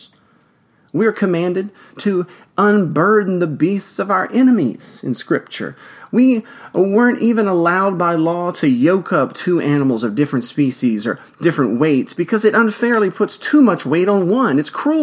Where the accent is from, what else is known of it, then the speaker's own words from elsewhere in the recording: Louisiana, United States; Louisiana, of course, my home state